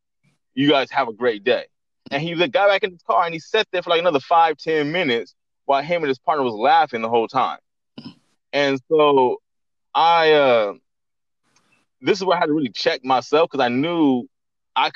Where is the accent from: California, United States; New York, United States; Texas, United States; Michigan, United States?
California, United States; Central; now in Los Angeles, United States; I'm not originally from Los Angeles. I'm from like Central California, which is like 3 hours away from Los Angeles.